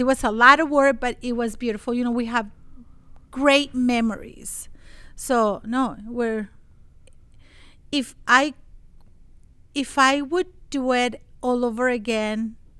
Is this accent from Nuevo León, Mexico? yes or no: yes; Monterrey, Nuevo León, Mexico; moved away as an adult; I'm from Mexico.